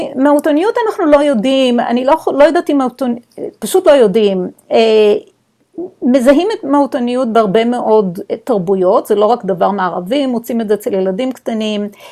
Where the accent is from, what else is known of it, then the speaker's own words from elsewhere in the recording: Israel; moved away; אנחנו בתור ישראלים, חינכו אותנו ללא לקבל סמכות, לשאול, לפקפק